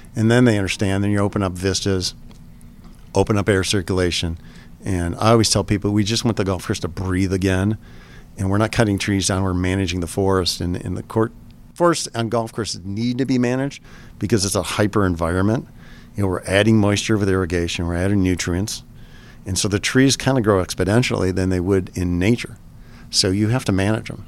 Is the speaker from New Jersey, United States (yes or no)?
no; Michigan, United States; I grew up in Michigan